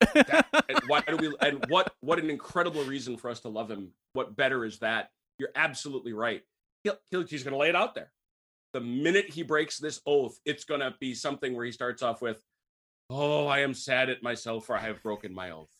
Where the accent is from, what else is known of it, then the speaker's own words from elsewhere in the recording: St. Francis, Wisconsin, United States; my hometown, Saint Francis, Wisconsin